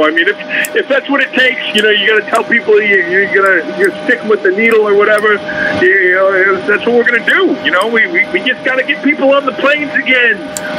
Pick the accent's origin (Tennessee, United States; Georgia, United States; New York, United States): Georgia, United States; Atlanta; I'm from Atlanta.